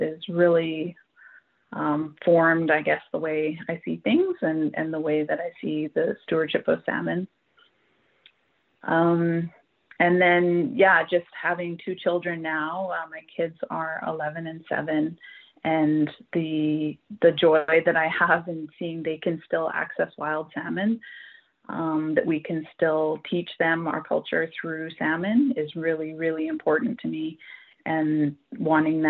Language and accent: English; Hazelton, British Columbia, Canada; also born or lived in Kitwanga / Prince Rupert; I've grown up the majority of my life in the Skeena region, in the Skeena and Manas region, Northwest BC. Born in Hazleton